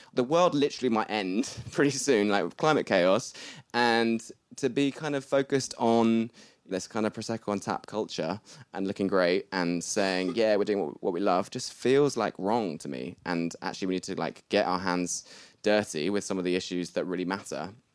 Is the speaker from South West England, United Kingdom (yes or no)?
yes; Bath, South West England, United Kingdom; I'm from Bath, and we just had pretty normal upbringings